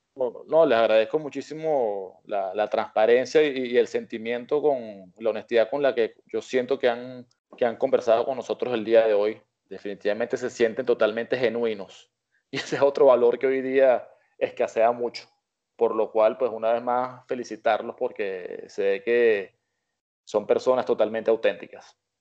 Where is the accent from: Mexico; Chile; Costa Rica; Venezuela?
Venezuela; cuando éramos niños que estábamos en Venezuela